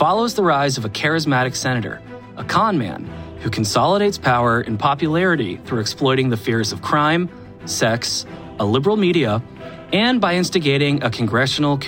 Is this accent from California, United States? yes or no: no; Atlanta, Georgia, United States; now in Brooklyn, United States; I'm from Atlanta, currently live in Brooklyn